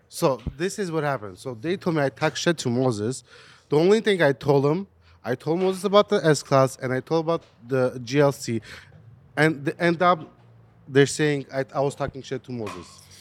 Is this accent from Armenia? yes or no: yes; Armenia; now in United States; I was born in Armenia.